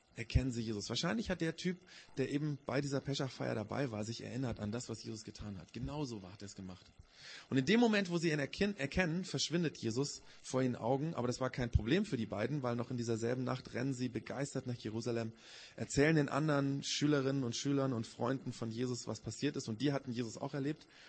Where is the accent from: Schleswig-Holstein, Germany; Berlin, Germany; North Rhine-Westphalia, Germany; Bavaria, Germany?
Bavaria, Germany; Augsburg; bei uns in Augsburg